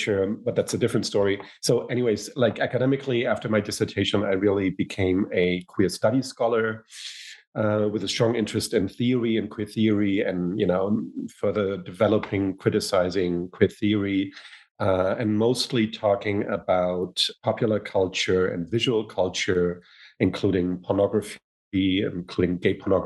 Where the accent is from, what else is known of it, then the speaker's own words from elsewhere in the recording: Hamburg, Germany; moved away as an adult; also born or lived in United States; I come from Germany, born in Hamburg, but I've spent my adult life pretty much half in the United States, half in Germany.